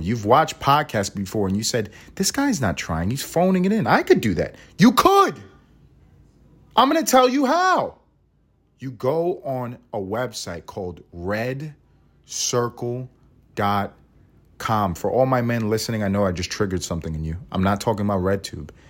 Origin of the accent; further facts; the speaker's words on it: United States; I am an American